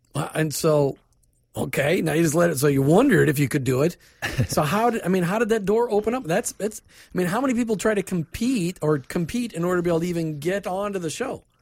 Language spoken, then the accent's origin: English; Minnesota, United States; I grew up in Minnesota